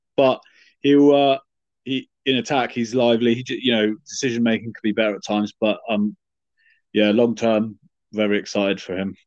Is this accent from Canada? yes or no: no; England, United Kingdom; as an Englishman